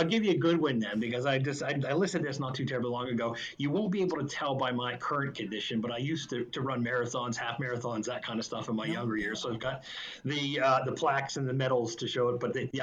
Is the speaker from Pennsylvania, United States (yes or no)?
yes; Pittsburgh, Pennsylvania, United States; moved away as an adult; also born or lived in Penn State; now in Florida, United States; I was born and raised in Pittsburgh